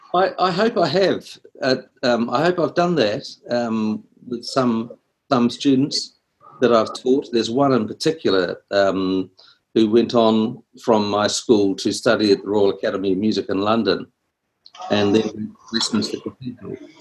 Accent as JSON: {"language": "English", "region": "Wellington", "country": "New Zealand", "said": "I'm from uh, Wellington in New Zealand."}